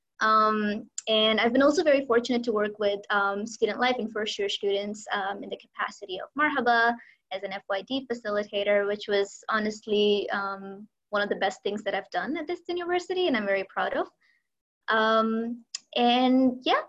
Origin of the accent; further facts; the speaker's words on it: Lahore, Punjab, Pakistan; moved away as an adult; now in Abu Dhabi, United Arab Emirates; I'm from Lahore in Pakistan. That's where I have lived for most of my life